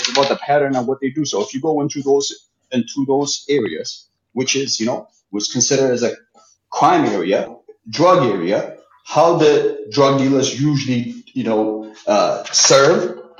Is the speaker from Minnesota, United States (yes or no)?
yes; Minneapolis, Minnesota, United States